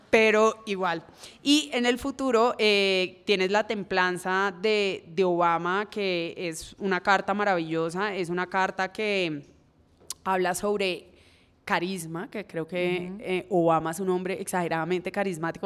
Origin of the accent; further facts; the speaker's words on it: Cali, Valle del Cauca, Colombia; como persona caleña que soy